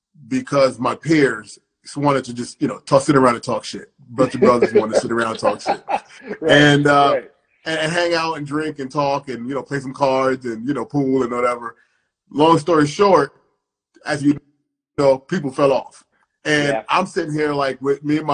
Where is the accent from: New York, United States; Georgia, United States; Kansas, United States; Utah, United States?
New York, United States; New York City; I was raised in Brooklyn